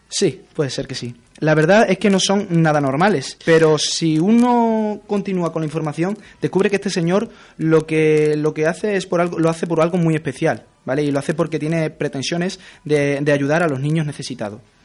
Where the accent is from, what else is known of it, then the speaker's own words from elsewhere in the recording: Spain; somos españoles